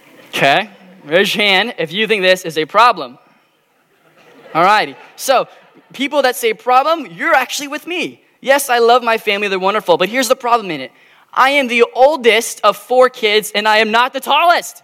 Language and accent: English; Arizona, United States; also born or lived in Kansas; I've been born and raised in Arizona all my life